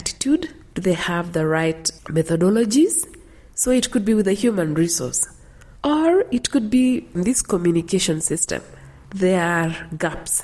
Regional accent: Cherangany Hills, Elgeyo-Marakwet County, Kenya; moved away; growing up in Elgeyo Marakwet in the Cherangany Hills

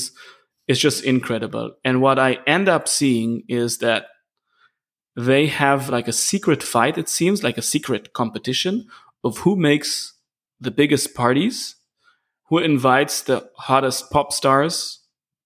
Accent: Israel; moved away as an adult; also born or lived in Munich, Germany; I moved back to Israel, which is my home country. And after 13 years in Munich

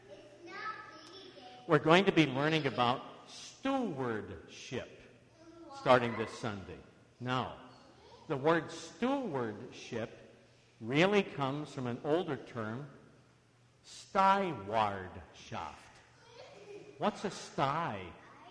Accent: Iowa, United States; I grew up in Iowa

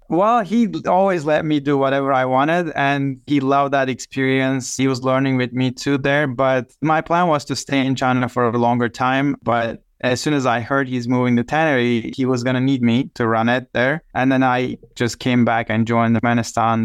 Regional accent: Biga, Çanakkale, Turkey; English is a second language; moved away as an adult; also born or lived in Istanbul / Turkmenistan / Armenia / Chicago; now in United States; Çanakkale is my hometown, which is the ancient Troy region in the northwest coast

